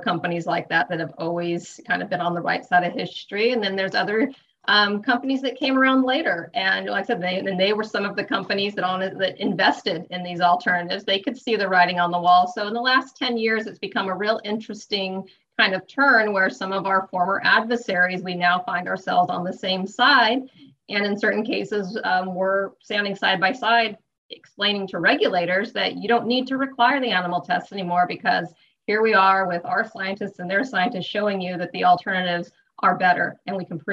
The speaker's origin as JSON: {"language": "English", "region": "Sierra foothills of California", "country": "United States", "tie": "born or raised there", "said": "I grew up in the Sierra foothills of California. And on a little farm."}